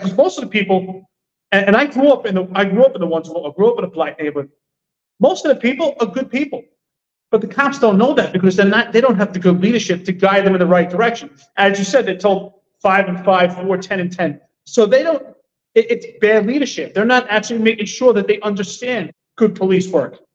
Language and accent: English; New York City, New York, United States; I grew up in Stapleton.